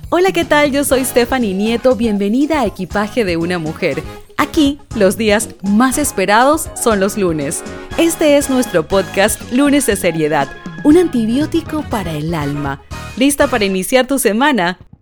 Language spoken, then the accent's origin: Spanish; Panama; yo soy de Panamá